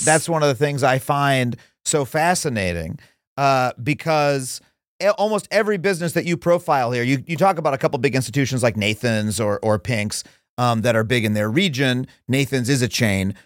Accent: New York, United States; I'm saying this as a New Yorker

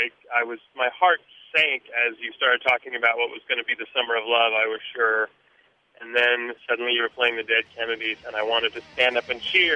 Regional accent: San Francisco, California, United States; now in Oakland, United States; from Oakland, California, longtime San Francisco native before Oakland.

